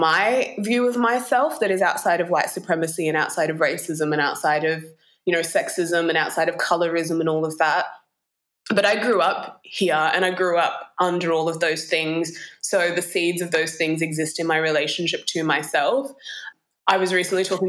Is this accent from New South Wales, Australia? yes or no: yes; Ku-ring-gai, New South Wales, Australia; also born or lived in Bor, South Sudan; where I grew up is called Kurungai or Gurungai